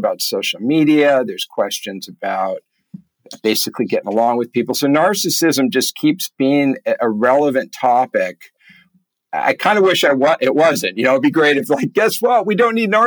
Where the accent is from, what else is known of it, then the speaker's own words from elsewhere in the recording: California, United States; as a kid growing up in California